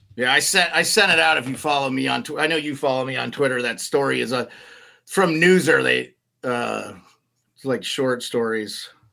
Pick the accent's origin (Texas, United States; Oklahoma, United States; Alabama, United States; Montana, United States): Montana, United States; Dayton; When I was growing up in Montana, the school I went to was very old